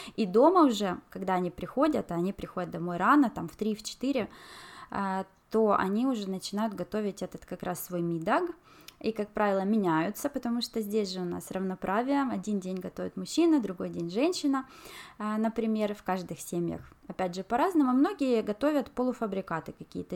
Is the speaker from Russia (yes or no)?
no; Ukraine; also born or lived in China; now in Norway; у нас в Украине